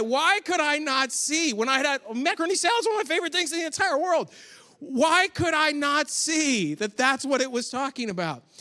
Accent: Rochester, New York, United States; moved away; I grew up in Rochester, New York.

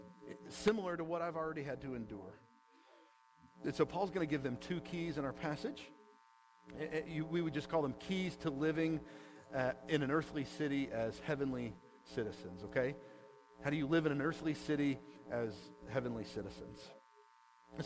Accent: United States; us as American Christians

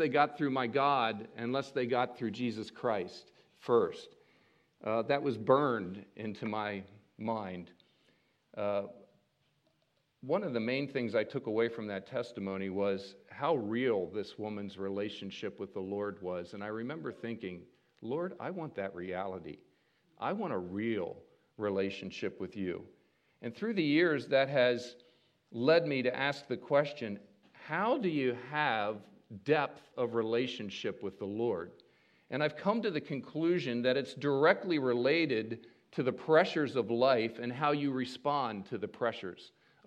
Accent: Maryland, United States; I grew up in Maryland

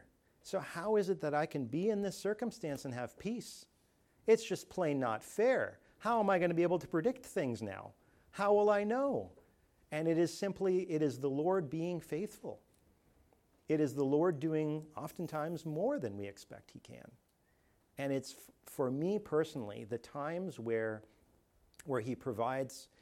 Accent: Canada; moved away; I'm from Canada where it's not that hot at all the time

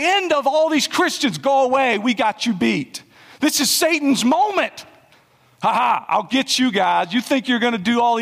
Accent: South Carolina, United States; I'm from South Carolina

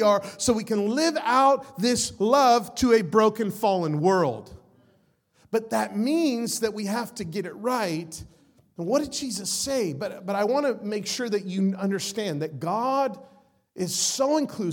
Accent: Las Vegas, Nevada, United States; I'm from Las Vegas

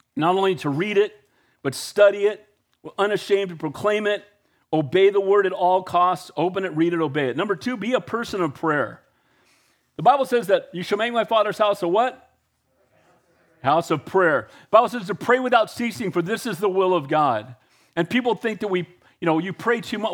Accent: United States; I'm an American and I love our country

